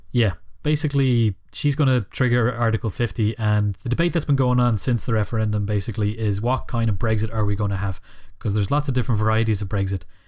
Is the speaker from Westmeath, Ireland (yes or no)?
no; Killybegs, County Donegal, Ireland; I come from Donegal and Killybegs